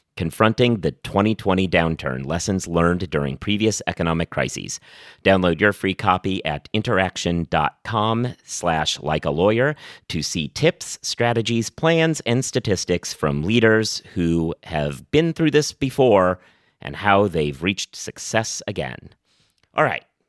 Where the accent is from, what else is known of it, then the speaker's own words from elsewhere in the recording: Oregon, United States; now in New York, United States; I've lived in New York for a long time at this point. I'm originally from Oregon